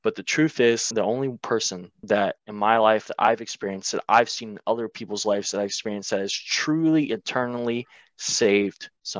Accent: the Bible Belt, United States; Because I grew up in the Bible Belt, but I wasn't serious about it.

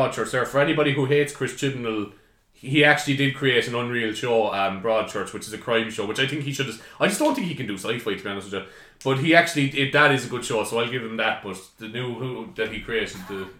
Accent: Ireland; as an Irish person, especially an Irish person who's so fucking like patriotic and, you know, knows the history of Ireland

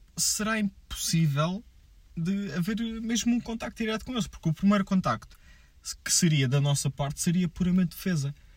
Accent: Portugal; eu sou português

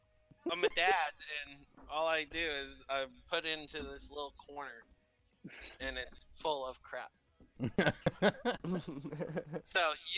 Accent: New Hampshire, United States; I'm from New Hampshire.

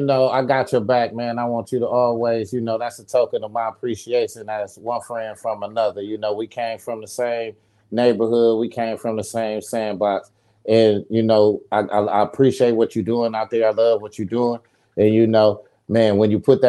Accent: Saginaw, Michigan, United States; moved away as an adult; also born or lived in Atlanta, Georgia; I'm from Saginaw, Michigan. You know, I'm from the ghetto

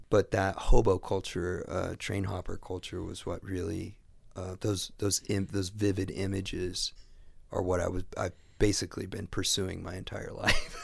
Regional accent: Midwest, United States; I never left the Midwest.

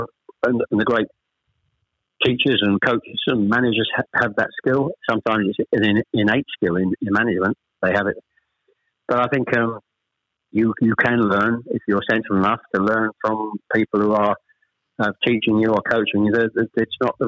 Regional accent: Chelmsford, East of England, United Kingdom; also born or lived in Ashton-under-Lyne, Greater Manchester; I was born in Ashton under Lyne. We actually moved south to Chelmsford when I was probably, I was the eldest of three, when I was probably about 7 or 8

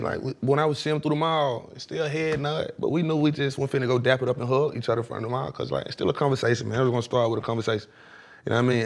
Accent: Atlanta, Georgia, United States; I'm from East Atlanta

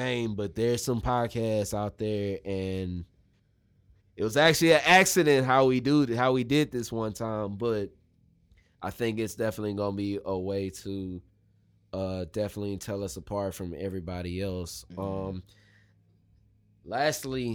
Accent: Missouri City, Texas, United States; when I was growing up in Missouri City

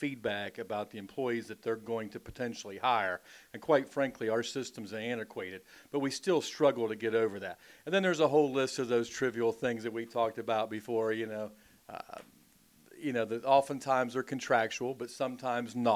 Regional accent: Huntington, West Virginia, United States; I grew up just outside of Huntington, West Virginia. So basically my whole life's been spent in Appalachia.

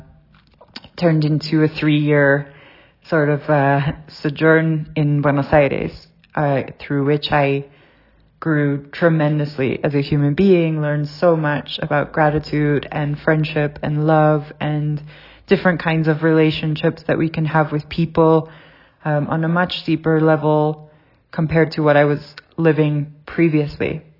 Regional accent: South Africa; moved away; also born or lived in Southern California; I grew up in South Africa

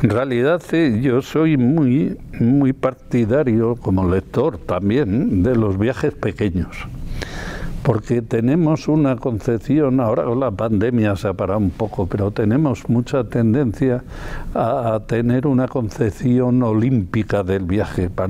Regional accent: Castile and León, Spain; born there; en el Porma, que es el río donde está el embalse donde yo nací, al nacimiento en el puerto Vegarada, ya en la frontera con Asturias.

